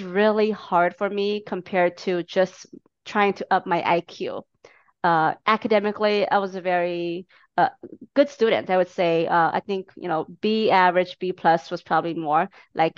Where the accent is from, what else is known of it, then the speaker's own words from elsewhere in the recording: Minneapolis, Minnesota, United States; my hometown, Minneapolis